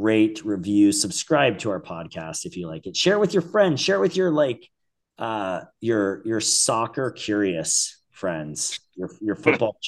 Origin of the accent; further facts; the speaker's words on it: United States; As an American